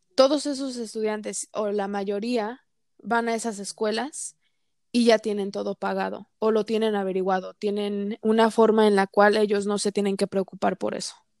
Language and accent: Spanish; United States; soy considerada minoría porque soy mujer y porque soy mexicana-americana